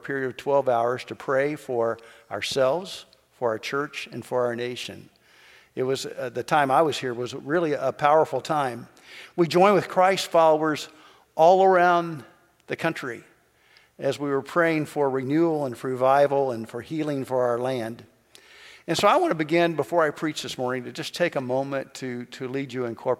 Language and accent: English; Kentucky, United States; moved away; I'm from Kentucky